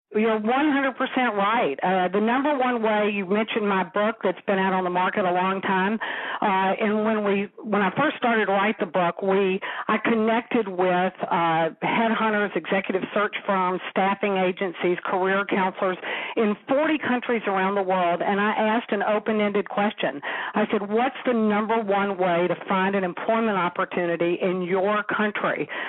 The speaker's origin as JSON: {"language": "English", "region": "the South", "country": "United States", "accent": "southern", "said": "my southern accent"}